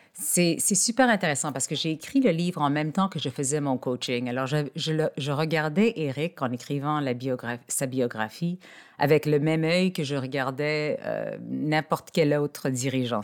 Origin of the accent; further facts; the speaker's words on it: Montreal, Quebec, Canada; je suis née à Montréal, au Québec.